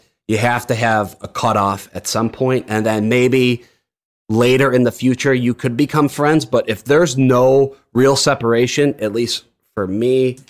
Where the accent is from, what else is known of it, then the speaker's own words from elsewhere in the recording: Chicago, Illinois, United States; I'm from Chicago